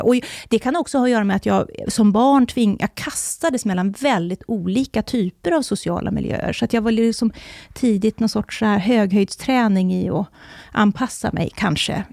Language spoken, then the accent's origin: Swedish; Borlänge, Dalarna County, Sweden; moved away; also born or lived in Uppsala / Stockholm; jag växte upp i Borlänge